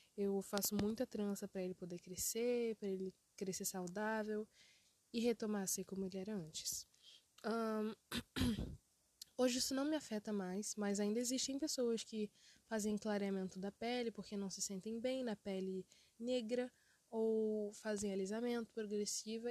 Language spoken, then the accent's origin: Portuguese; Brazil; also born or lived in Africa; quando tinha quase 8 anos, quando eu me mudei para o Brasil